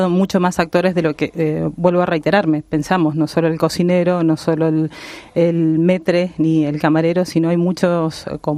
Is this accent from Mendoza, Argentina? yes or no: yes; Mendoza, Argentina; now in Spain; De Mendoza.